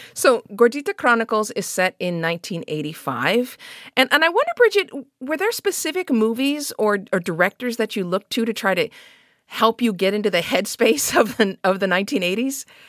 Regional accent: Los Angeles, California, United States; I grew up in Los Angeles

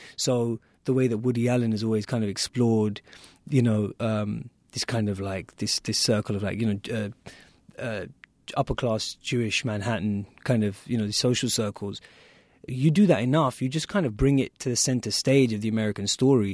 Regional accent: United Kingdom; me in the U K

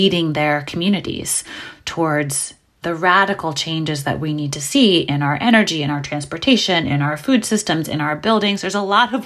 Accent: New York City, New York, United States; I'm from New York City and I grew up in Brooklyn in the 80s

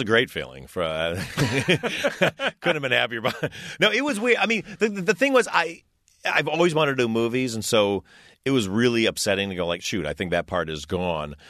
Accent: Detroit, Michigan, United States; I was a kid from Detroit

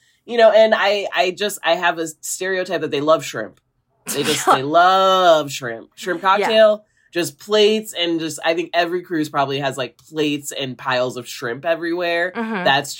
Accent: Midwest, United States; I am from the Midwest.

